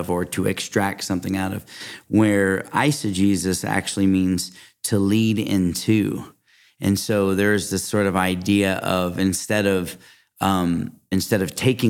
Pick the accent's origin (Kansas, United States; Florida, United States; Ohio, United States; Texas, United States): Texas, United States; We love Texas. I'm from Texas.